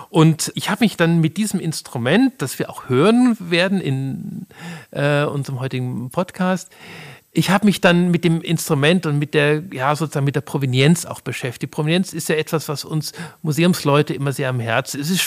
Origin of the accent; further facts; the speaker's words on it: Munich, Bavaria, Germany; So kannte ich das noch aus meiner Kindheit und Jugend in München.